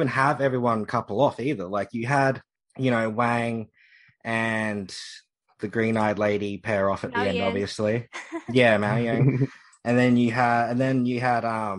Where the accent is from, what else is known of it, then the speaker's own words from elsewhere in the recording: Australia; as an Australian